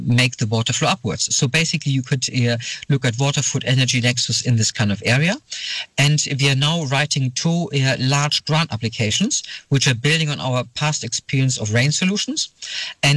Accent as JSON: {"language": "English", "country": "Germany", "also_born_or_lived": "Lund, Sweden / Manchester, United Kingdom / Johannesburg, South Africa", "moved": "yes", "lives_now": "Sweden", "said": "Originally, I come from Germany."}